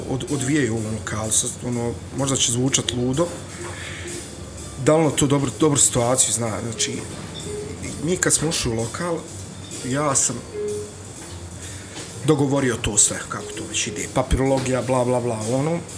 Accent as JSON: {"language": "Croatian", "town": "Sarajevo", "region": "Federation of Bosnia and Herzegovina", "country": "Bosnia & Herzegovina", "moved": "as an adult", "lives_now": "Gradiška, Bosnia and Herzegovina", "said": "ja sam došao iz Sarajeva 300 km ovamo, nemam nikakvih korijena ovdje"}